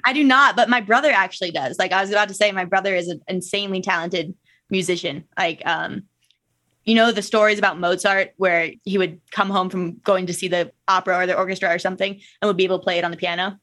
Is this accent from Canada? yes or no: no; Minnesota, United States; moved away as an adult; now in Salt Lake City, United States; growing up in Minnesota